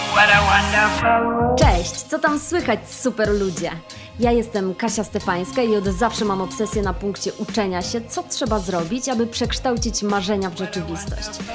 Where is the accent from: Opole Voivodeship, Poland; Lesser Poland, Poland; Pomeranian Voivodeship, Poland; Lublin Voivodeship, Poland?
Lesser Poland, Poland; Kraków; moved away as an adult; also born or lived in Łódź; now in Warsaw, Poland; Mieszkam w Warszawie, pochodzę z Krakowa, a studiowałam w Łodzi